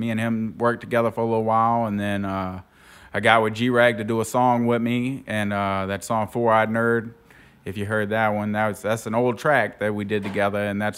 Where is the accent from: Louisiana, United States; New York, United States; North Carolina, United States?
Louisiana, United States; Buras; also born or lived in Gretna, Louisiana; I was living in Gretna. I grew up in Buras